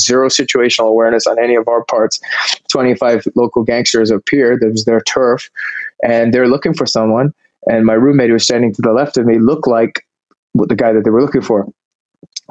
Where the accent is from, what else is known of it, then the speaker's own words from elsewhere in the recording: Canada; moved away as an adult; now in California, United States; I grew up in Canada